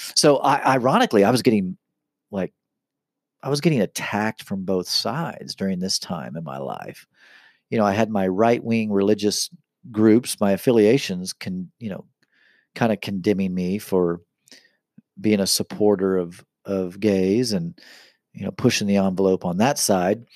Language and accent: English; Kansas City, Kansas, United States; I'm from Kansas City, born and raised in Kansas City